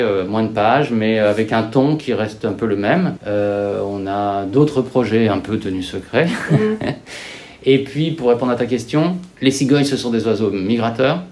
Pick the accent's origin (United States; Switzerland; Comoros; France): France; Lyon, Auvergne-Rhône-Alpes; je suis lyonnais euh, d'origine, je suis né à Lyon